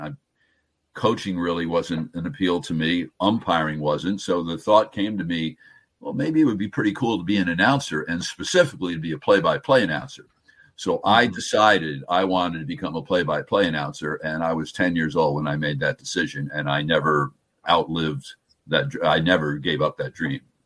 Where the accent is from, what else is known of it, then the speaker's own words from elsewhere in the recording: New Jersey, United States; I'm a Jersey guy